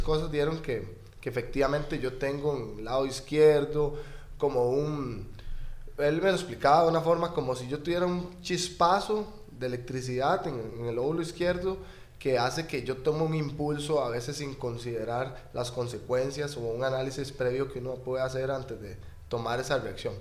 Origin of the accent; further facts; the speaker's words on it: Escazú, San José, Costa Rica; vecino de Escazú